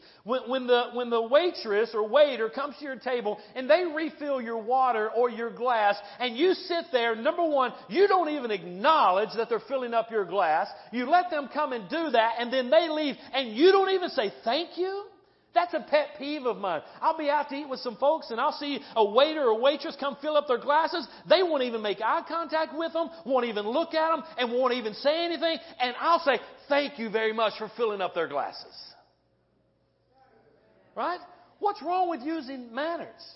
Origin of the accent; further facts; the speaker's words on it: North Carolina, United States; now in Midwest, United States; I'm from North Carolina. Okay? I'm from the South.